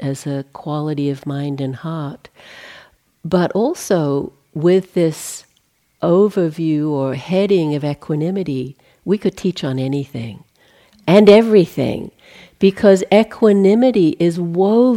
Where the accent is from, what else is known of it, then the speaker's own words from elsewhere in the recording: Australia; moved away as an adult; I'm Australian, in case you pick up a weird kind of inflection, that's what that is. I left in 1980 and haven't been back to live there since, so spent more time out of the country than